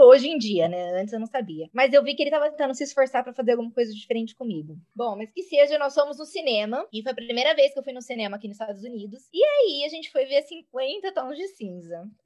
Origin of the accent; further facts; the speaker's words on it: São José do Rio Preto, São Paulo, Brazil; moved away as an adult; also born or lived in Fort Worth, Texas / Round Rock, Texas; now in United States; Eu saí de Rio Preto, né? Eu fui para Fort Worth, que é, fica pertinho de Dallas.